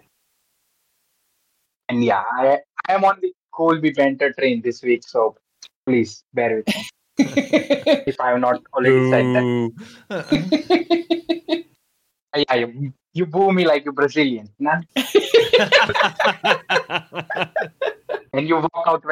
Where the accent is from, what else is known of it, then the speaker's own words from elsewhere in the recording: India; I'm from India